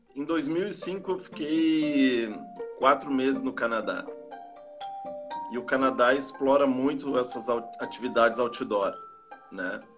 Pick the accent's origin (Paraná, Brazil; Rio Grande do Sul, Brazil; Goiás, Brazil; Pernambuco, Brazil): Rio Grande do Sul, Brazil; Canoas; also born or lived in Urubici, Santa Catarina; Eu nasci lá no, no ano de 1974, já 46 anos atrás. Eu vim muito cedo pro, pro Rio Grande do Sul, para Canoas, né? Aqui estudei